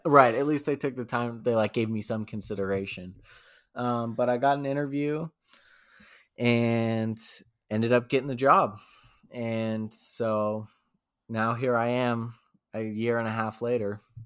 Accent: Boulder, Colorado, United States; moved away as an adult; now in Albuquerque, United States; I was born and raised in Boulder. Um, grew up there

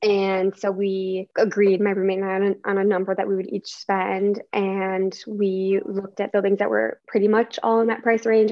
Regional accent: Chicago suburbs, Illinois, United States; also born or lived in Ohio; born and raised in Chicago, the suburbs, so like 20 miles north of the city, so not technically from the city

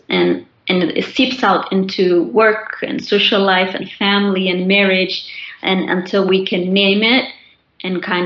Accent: Chicago, Illinois, United States; also born or lived in Khartoum, Sudan; I was born in Khartoum, Sudan, and my family and I immigrated here when I was 18 months old. I like to tell people I was born and raised in Chicago

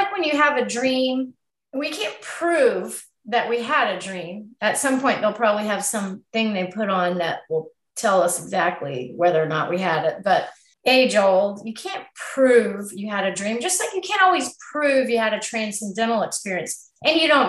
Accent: United States; we're very American here

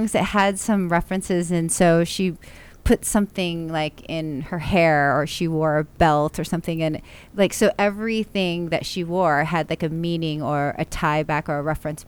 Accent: Orange County, California, United States; now in Los Angeles, United States; born and raised in Orange County

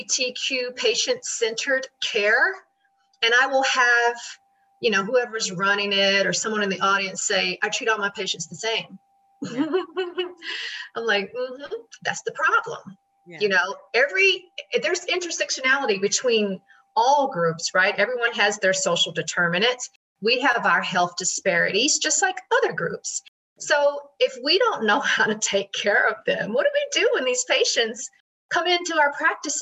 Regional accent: Tennessee, United States; now in New York, United States; I grew up in Tennessee, you know, very Bible Belt

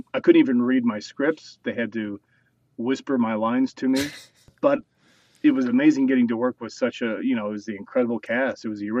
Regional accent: New Mexico, United States; born there; My dad and my grandfather, both from Oklahoma, worked with me 6 years old, and I was born in New Mexico, trying to get me to do a British accent.

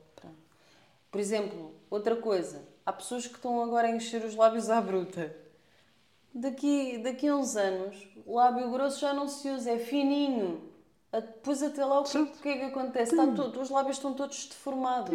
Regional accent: Portugal; nós somos tugas

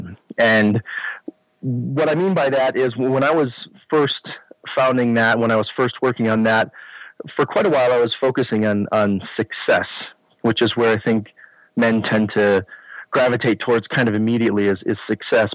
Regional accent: Chicago, Illinois, United States; moved away as an adult; now in Colorado, United States; Born and raised in Chicago suburbs. Lived there until mid-40s when we decided it was time to move to Colorado.

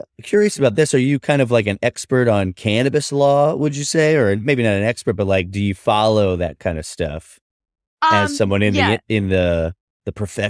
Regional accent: New York City, New York, United States; I'm a New Yorker.

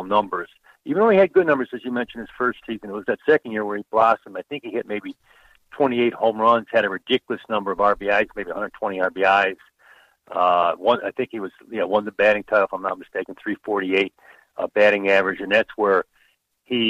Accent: Central New York, United States; as a young fella in 12 and 13 growing up in Central New York, 40 miles from Tony in Geneva

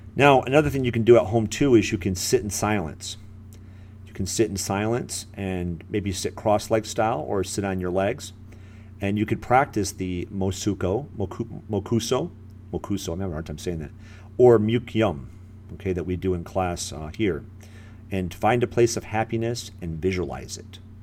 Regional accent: Michigan, United States; now in Florida, United States; I'm in Florida here, uh, but I'm originally from Michigan

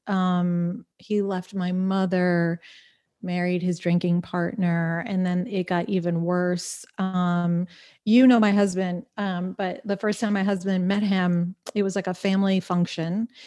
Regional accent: Smithtown, New York, United States; moved away as an adult; Smithtown, Suffolk County, North Shore

